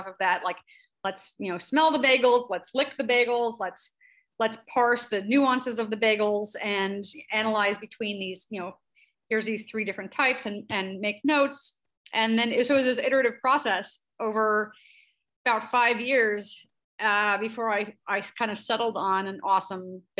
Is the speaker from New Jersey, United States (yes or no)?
yes; New Jersey, United States; moved away as an adult; I'm from Central Jersey, grew up eating lots of bagels.